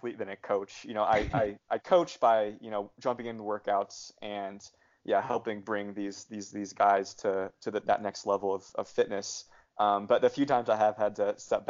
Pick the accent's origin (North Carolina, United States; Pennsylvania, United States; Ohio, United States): Ohio, United States; moved away; my hometown. You know, it's just a small town of 2,500 people in Ohio